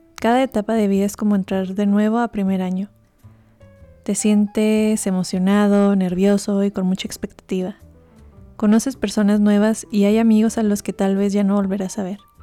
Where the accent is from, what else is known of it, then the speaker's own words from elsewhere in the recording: Mexico; moved away as an adult; me abren las puertas por ser mexicana